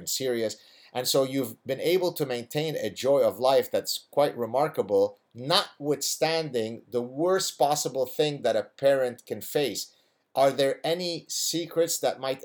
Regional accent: Lebanon; first language Arabic; English is a second language; moved away; I grew up in the Lebanese Civil War

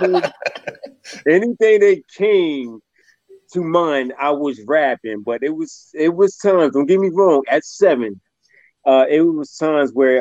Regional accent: Camden, New Jersey, United States; born and raised in Camden, New Jersey. That's South Jersey right there

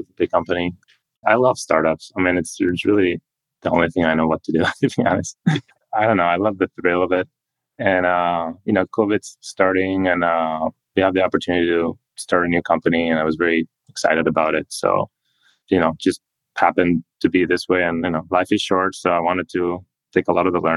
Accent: Spain; moved away as an adult; also born or lived in New York / Boston / Switzerland; now in Silicon Valley, United States; I grew up in Europe, in Spain, went to German school, then kind of immigrated to America to go to college

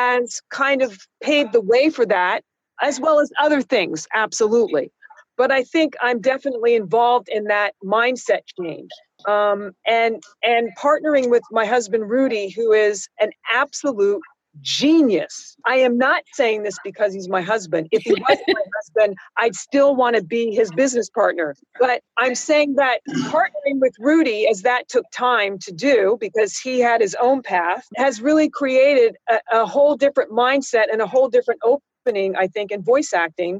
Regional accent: San Francisco, California, United States; moved away; also born or lived in New York; I used to be on a kid show where I grew up in San Francisco

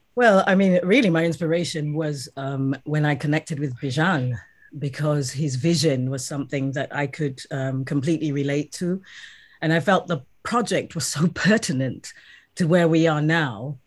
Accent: South Africa; now in United Kingdom; I'm currently based in the UK, but yes, I am South African

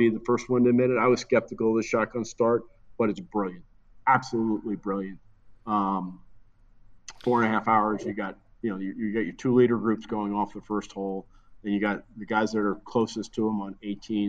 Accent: New Jersey, United States; I'm from New Jersey

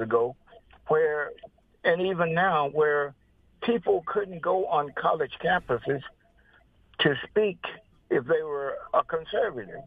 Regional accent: Mississippi, United States; moved away as an adult; I was brought up in Mississippi, uh, back in the, in the fifties.

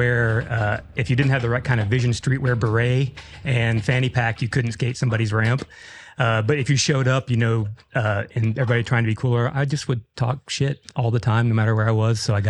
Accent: Austin, Texas, United States; also born or lived in Pennsylvania / Buda, Texas; now in Seguin, United States; I was born in Austin in 71

